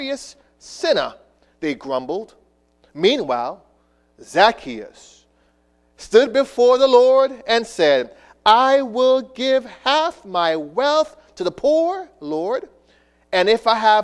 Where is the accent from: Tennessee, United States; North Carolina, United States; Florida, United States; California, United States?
Florida, United States; Miami; also born or lived in New York; when I was a young boy growing up in South Florida